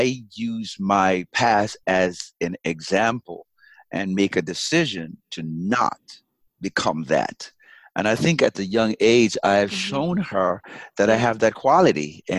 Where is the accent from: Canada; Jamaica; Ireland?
Jamaica; accent: Jamaican; moved away; And I kind of lost my Jamaican accent a little bit.